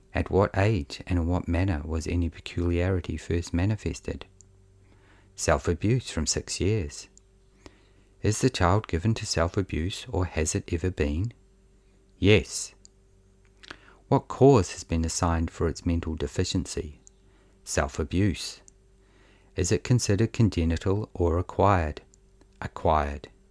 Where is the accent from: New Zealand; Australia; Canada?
New Zealand; accent: Kiwi; the dull monotone of my Kiwi accent